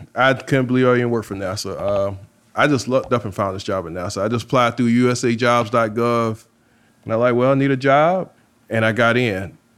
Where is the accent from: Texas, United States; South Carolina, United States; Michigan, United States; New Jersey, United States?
South Carolina, United States; moved away as an adult; now in New Orleans, United States; I'm from South Carolina